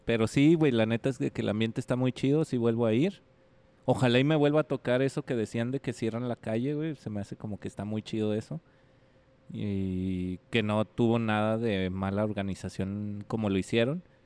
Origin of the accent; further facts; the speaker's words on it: Ciudad Juárez, Chihuahua, Mexico; de Juárez